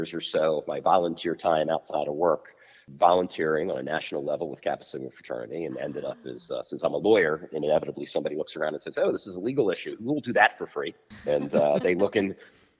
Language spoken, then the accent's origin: English; Montgomery County, Maryland, United States; also born or lived in Miami, Florida / Delaware; I actually grew up in Montgomery County, Maryland, just outside of D.C. Lived a couple of places before we all settled here when I was like 8.